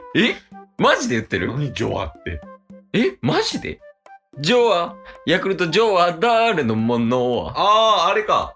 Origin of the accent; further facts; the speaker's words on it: Hyogo, Japan; 兵庫県の。まあ、俺の地元だから。